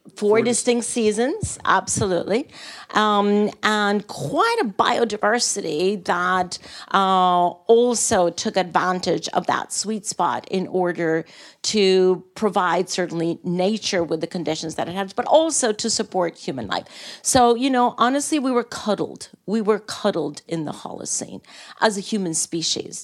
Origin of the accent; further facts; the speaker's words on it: Costa Rica; come from a developing country. Uh, a model of environmental responsibility and from a very, very political family uh, where my father was not just three times president, but he also took the very courageous decision of abolishing the army, and hence Costa Rica has no army